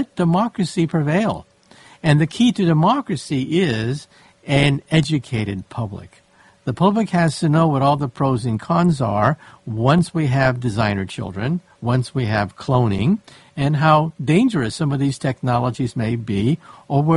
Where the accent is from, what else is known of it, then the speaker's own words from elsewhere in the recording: San Francisco, California, United States; I grew up in San Francisco